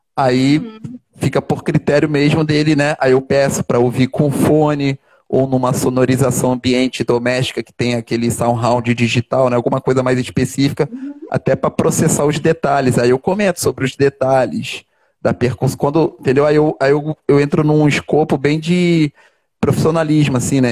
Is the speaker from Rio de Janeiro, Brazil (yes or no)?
yes; Rio de Janeiro, Brazil; sou carioca da gema natural aqui do Rio de Janeiro. Nasci ali naquele hospital Ordem do Carmo